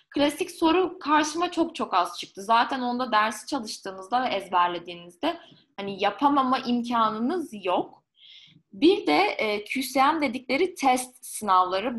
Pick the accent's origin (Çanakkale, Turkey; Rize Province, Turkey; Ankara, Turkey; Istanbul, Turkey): Ankara, Turkey; moved away as an adult; also born or lived in Lyon, France; ben Ankaralıyım. 18 ee, yaşında Lyon'a taşındım.